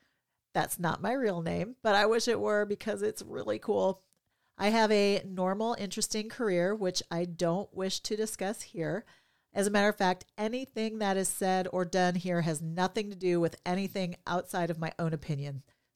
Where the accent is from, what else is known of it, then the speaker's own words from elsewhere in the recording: Minnesota, United States; born there; I was born in Minnesota, the state of hockey, and having lived in many states